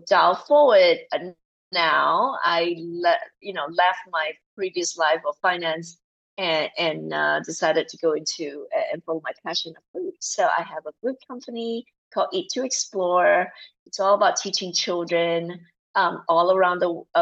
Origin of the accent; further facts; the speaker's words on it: Malaysia; moved away as an adult; also born or lived in New Zealand / Singapore / New York / Australia; now in United States; I grew up in Malaysia